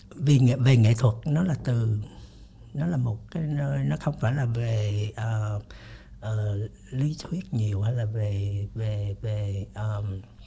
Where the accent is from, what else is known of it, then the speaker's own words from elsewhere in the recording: Vietnam; moved away; also born or lived in United States; mình đi lâu quá mình mặc dù mình là gốc Việt nhưng sống bên Mỹ rồi thì mình nó khác